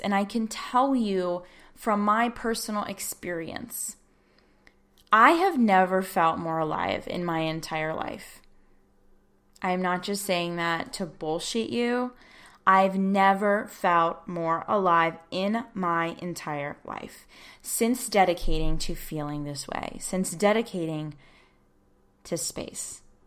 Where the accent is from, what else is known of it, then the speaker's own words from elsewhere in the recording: United States; as an American